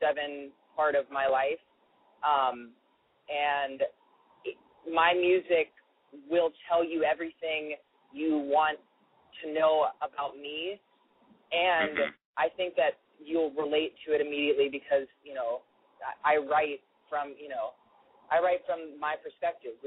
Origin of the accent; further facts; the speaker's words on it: Nashville, Tennessee, United States; moved away as an adult; now in New York, United States; I'm from Nashville originally, and I grew up singing, like, gospel music